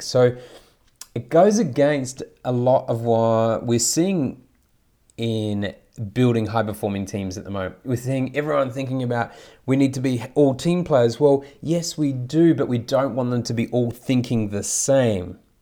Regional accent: New Zealand; also born or lived in Taiwan / Saudi Arabia / Thailand; now in Australia; I grew up in New Zealand, and have lived in five different countries, including Taiwan, Saudi Arabia, Thailand, and, and obviously now Australia.

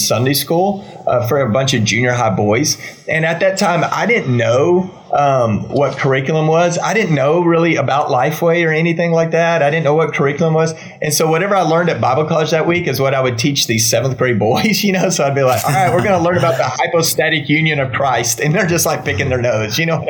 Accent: Waco, Texas, United States; also born or lived in Dallas; I grew up in Texas, been in Texas my whole life

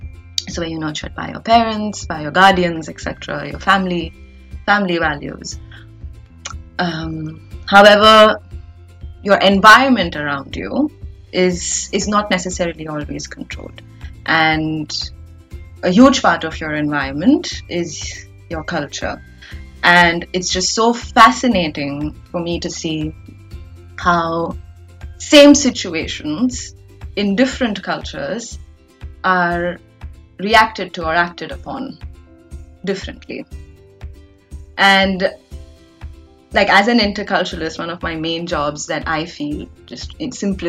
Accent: India; as an Indian

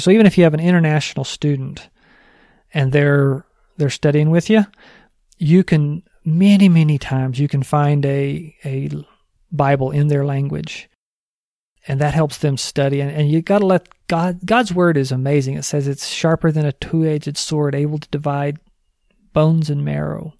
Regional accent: New Mexico, United States; I'm from New Mexico

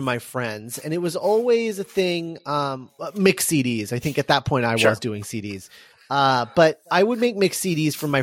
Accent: Midwest, United States; I'm from the Midwest. I had to deal with it a lot. It was a rough time in high school

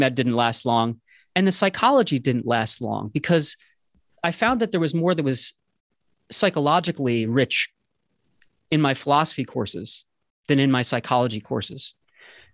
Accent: New Jersey, United States; moved away as an adult; now in Boston, United States; I grew up in New Jersey

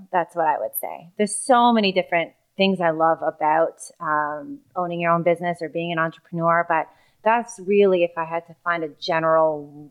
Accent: Mississauga, Ontario, Canada; The wonderful city of Mississauga.

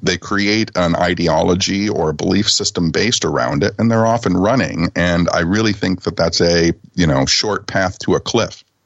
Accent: Detroit, Michigan, United States; I was a punk rock kid living on the outskirts of Detroit

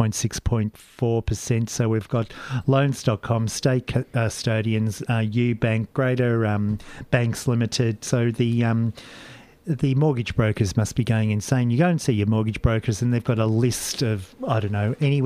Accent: Portarlington, Victoria, Australia; Paul and I were born and bred in country Victoria down at Geelong. I'm from Port Arlington

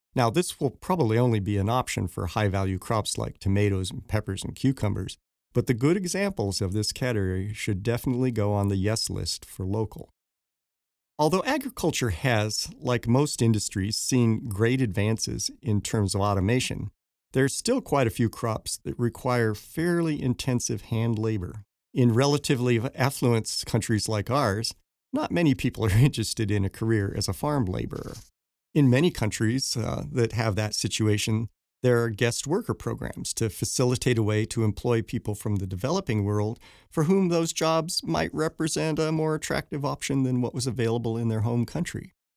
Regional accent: Denver, Colorado, United States; growing up in Denver

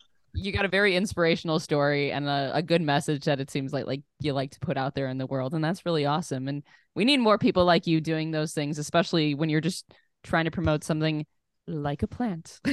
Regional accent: Oak Lawn, Illinois, United States; I was originally from Oak Lawn area

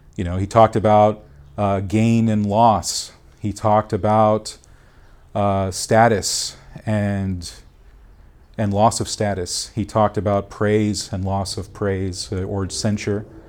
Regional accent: Duarte, California, United States; also born or lived in Monrovia, California; I was born in Duarte.

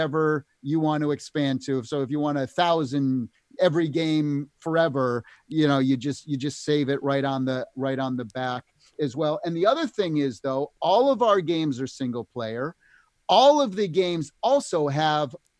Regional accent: Canada; fellow Canadian

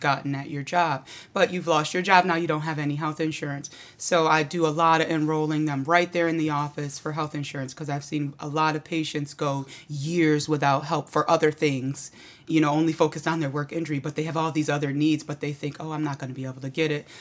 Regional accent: Auburn, New York, United States; now in Syracuse, United States; I grew up in Auburn, but I live in Syracuse

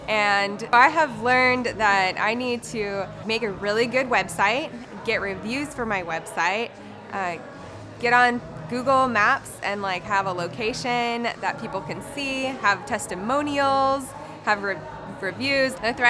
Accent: Tulsa, Oklahoma, United States; I am from Tulsa, Oklahoma.

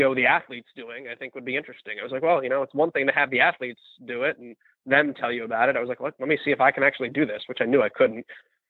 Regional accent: New Jersey, United States; moved away as an adult; now in Indianapolis, United States; I grew up in New Jersey in an area that was farmland and was very newly developed

